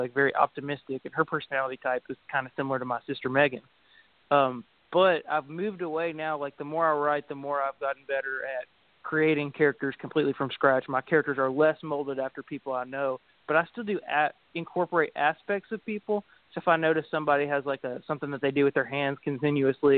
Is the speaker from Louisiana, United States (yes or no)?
no; Greensburg, Kentucky, United States; I grew up in Taylor County, Kentucky, in the Greensburg area